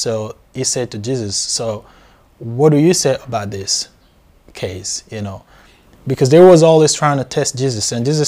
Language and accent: English; DR Congo; So I grew up in Africa, born and raised in Africa, in Central Africa